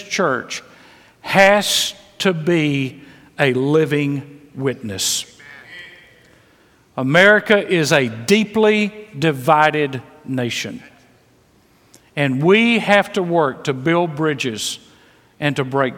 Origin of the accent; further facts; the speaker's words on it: Mississippi, United States; I was raised in Mississippi, full of prejudice.